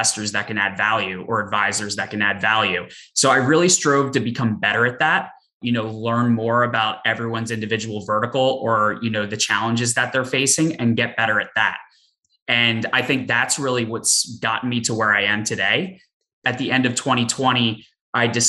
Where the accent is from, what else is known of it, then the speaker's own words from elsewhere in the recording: Philadelphia, Pennsylvania, United States; moved away; also born or lived in Boston; I grew up in the Philadelphia area, went to school in Boston